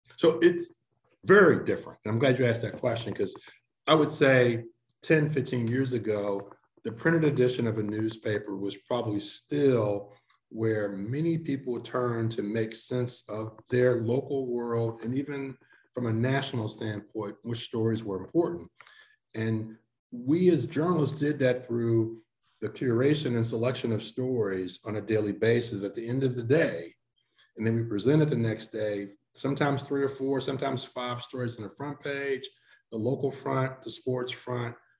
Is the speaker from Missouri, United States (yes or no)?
yes; St. Louis, Missouri, United States; moved away as an adult; also born or lived in Cleveland, Ohio / Boston / Orlando; now in Memphis, United States; I grew up in St. Louis, not too far away